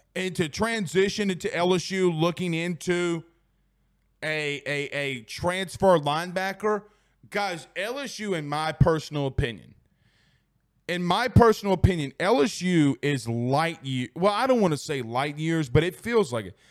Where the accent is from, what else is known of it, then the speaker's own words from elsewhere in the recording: Franklinton or Amite, Louisiana, United States; I'm from Frankleton or Amy, Louisiana